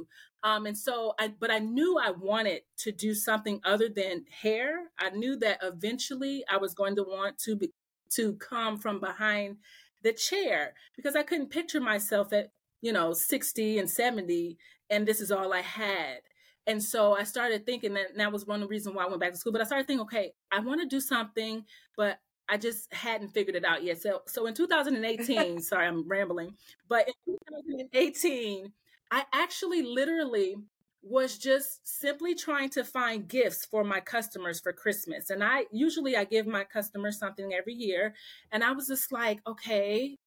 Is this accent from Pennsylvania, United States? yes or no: no; Omaha, Nebraska, United States; moved away as an adult; now in Atlanta, United States; I'm from Omaha, Nebraska